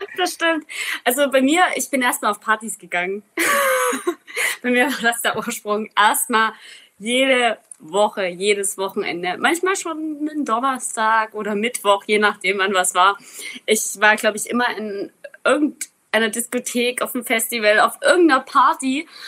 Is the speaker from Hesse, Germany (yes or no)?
no; Zittau Mountains, Saxony, Germany; Ich bin ja aus dem Zittauer Gebirge